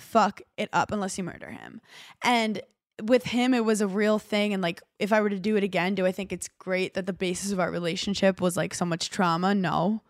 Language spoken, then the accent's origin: English; New York City, New York, United States; moved away; I'm a girl from Brooklyn